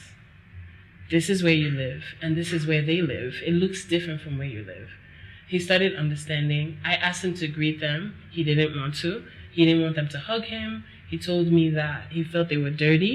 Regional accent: United States; moved away as an adult; now in Nigeria; I grew up in America

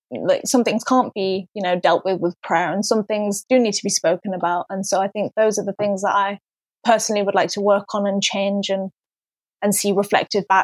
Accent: Pakistan; someone thought that I was Persian, I was like, oh, that's good because that means that no one knows I'm Pakistani, as though it was something to be embarrassed of.

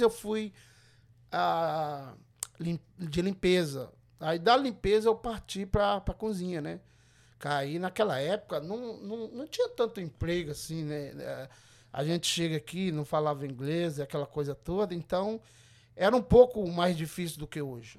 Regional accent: Governador Valadares, Minas Gerais, Brazil; moved away as an adult; now in Everett, United States; eu sou de Valadares, eu nasci criado ali no Santa Rita, em Valadares

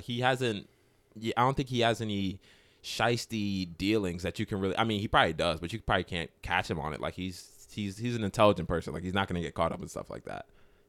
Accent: Maryland, United States; I was from Maryland.

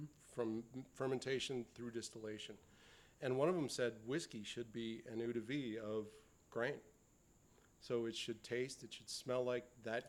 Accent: Wisconsin, United States; I grew up in Wisconsin, in the agricultural part of Wisconsin, and ate sweet corn from August till October, every meal.

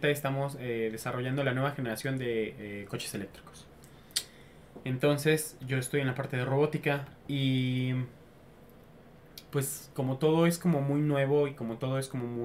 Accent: Mexico; Soy mexicano.

